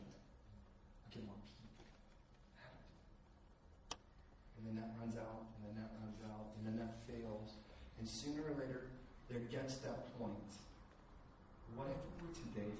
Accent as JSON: {"language": "English", "country": "United States", "moved": "yes", "said": "as an American"}